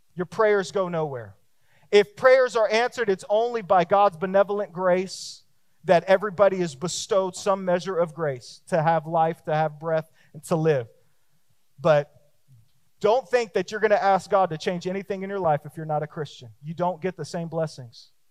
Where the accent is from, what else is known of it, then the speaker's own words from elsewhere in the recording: Texas, United States; me too, me too, me too